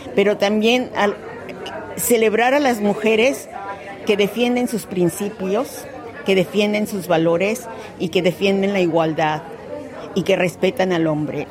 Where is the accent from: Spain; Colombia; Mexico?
Mexico; now in Australia; soy mexicana, sí, la comida está aquí, los colores están aquí, la música